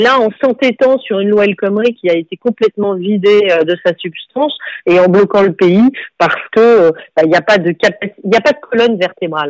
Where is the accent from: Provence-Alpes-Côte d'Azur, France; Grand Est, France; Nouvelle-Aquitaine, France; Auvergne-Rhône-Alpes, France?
Nouvelle-Aquitaine, France; Bordeaux; je suis une femme, euh, chef d'entreprise, née à Bordeaux